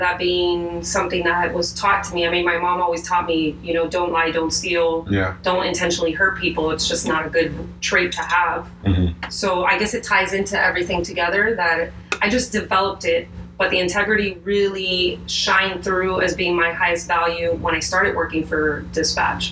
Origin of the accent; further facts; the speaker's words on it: Miami, Florida, United States; I was born and raised here. I'm actually fifth generation Floridian on my mom's side.